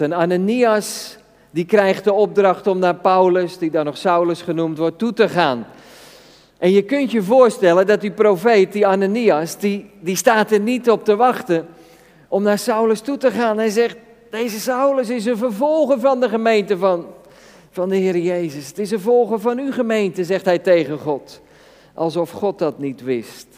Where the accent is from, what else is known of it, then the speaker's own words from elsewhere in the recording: Netherlands; Als Nederlanders zijn we redelijk gestructureerd